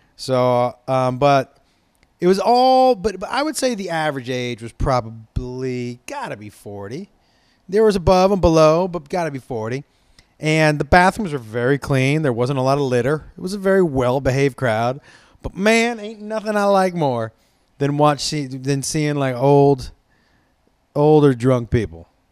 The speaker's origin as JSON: {"language": "English", "town": "Los Angeles", "region": "California", "country": "United States", "said": "I'm from Los, uh, Los Angeles"}